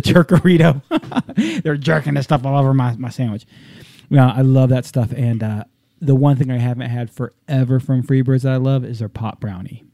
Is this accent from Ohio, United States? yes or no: no; Southern California, United States; growing up in Southern California